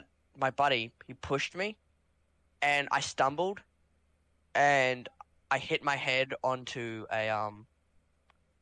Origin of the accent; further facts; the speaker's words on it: Brisbane, Queensland, Australia; also born or lived in Ipswich, Queensland; after I moved from Ipswich Central, I moved to Toowong State School.